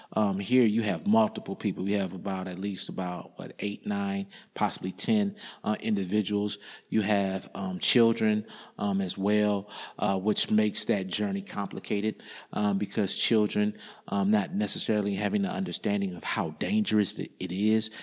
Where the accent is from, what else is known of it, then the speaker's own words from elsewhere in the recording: Indiana, United States; I grew up in Indiana